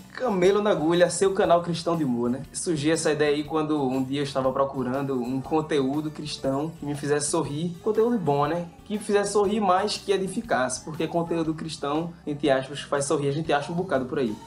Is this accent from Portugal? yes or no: no; Brazil; moved away as an adult; also born or lived in Trinidad and Tobago; now in India; eu sou brasileiro